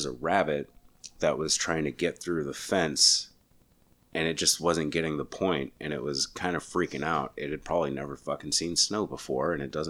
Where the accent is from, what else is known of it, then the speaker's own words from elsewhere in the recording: New Mexico, United States; now in Texas, United States; growing up in New Mexico, we didn't see it a lot, but every now and then it would blanket everything, just a couple inches.